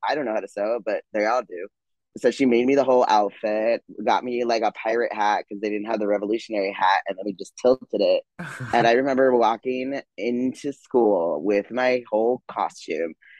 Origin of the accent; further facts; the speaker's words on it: Chino, California, United States; also born or lived in Montclair, California; I was born in Montclair, California, raised in Chino, California, the hood, off of Fifth Street and Riverside